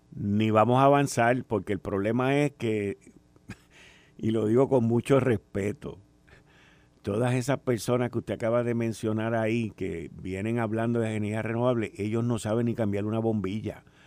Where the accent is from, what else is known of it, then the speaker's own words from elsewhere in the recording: Puerto Rico; nos describe a nosotros como boricuas y como puertorriqueños